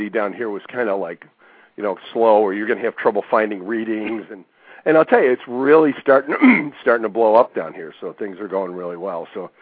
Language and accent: English; Western New York, United States; moved away as an adult; now in Orlando, United States; I was originally from Western New York. I moved down here a couple years ago